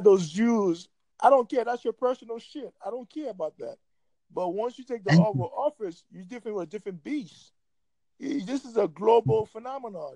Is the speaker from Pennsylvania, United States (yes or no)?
no; New York, United States; moved away; I'm from New York